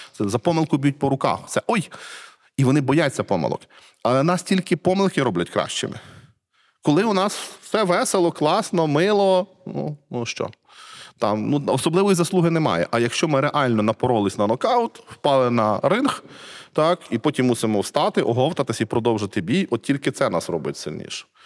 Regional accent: Cherkasy Oblast, Ukraine; я не з Львова, я з Черкащини. Я рідний з Черкаської області

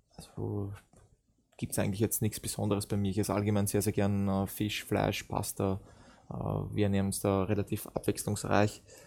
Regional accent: Vienna, Austria; moved away as an adult; now in Germany; ich bin in Wien groß, groß geworden, geboren dort

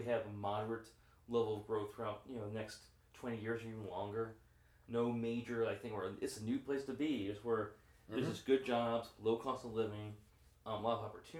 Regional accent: Belleville, Illinois, United States; now in Chicago, United States; I grew up in Belleville.

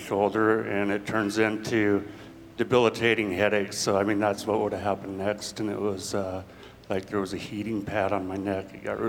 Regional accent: Chehalis, Washington, United States; I'm from Chehalis, Washington

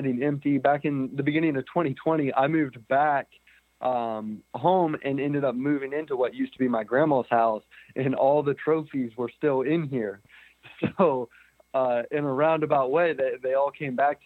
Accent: St. Louisville, Ohio, United States; I was born in St. Louisville, Ohio. It's small town, central Ohio, kind of small town USA at its finest

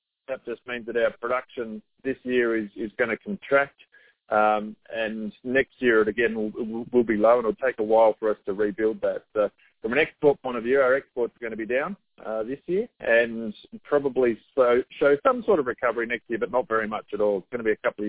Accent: Australia; also born or lived in Canberra / Darwin; Yeah, so I'm obviously Australian, found Australian. I'm living in Sydney at the moment. Was born in Canberra, lived in Darwin, so lived in a number of different places.

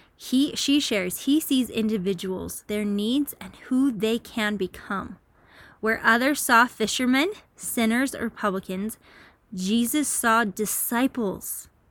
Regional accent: Utah, United States; I'm from Utah

